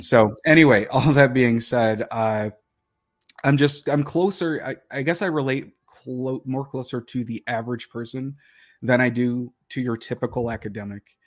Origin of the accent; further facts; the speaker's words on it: Detroit, Michigan, United States; moved away; I grew up in Detroit. and, uh, in the city of Detroit